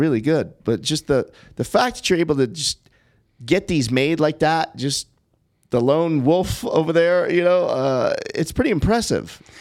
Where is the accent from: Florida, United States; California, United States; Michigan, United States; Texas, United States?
California, United States; Los Angeles; I grew up in Brentwood